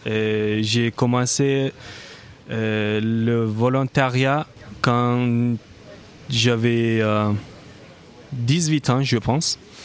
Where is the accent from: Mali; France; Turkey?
Turkey; moved away; je viens de la Turquie, donc c'était hors d'Europe